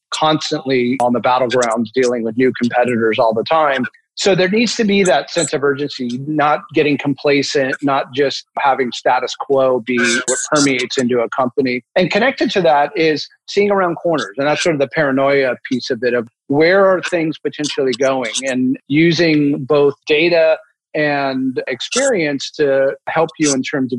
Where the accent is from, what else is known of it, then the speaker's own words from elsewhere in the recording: San Francisco, California, United States; I happen to be born and raised in San Francisco